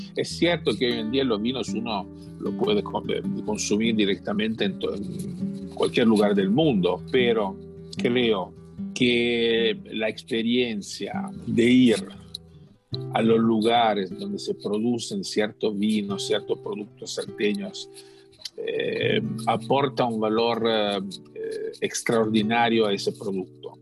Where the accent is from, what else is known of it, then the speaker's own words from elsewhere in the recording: Italy; Spanish is a second language; moved away as an adult; now in Argentina; yo soy, soy italiano y cuando cuando tenía casi 30 años decidí hacer un cambio en mi vida